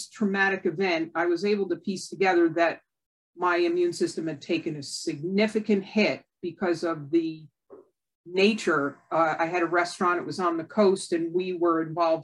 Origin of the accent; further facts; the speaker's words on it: Connecticut, United States; I grew up in Connecticut, like 20 miles away from Lyme, Connecticut